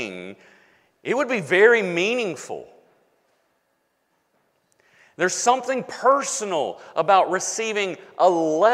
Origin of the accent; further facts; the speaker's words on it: United States; I am an American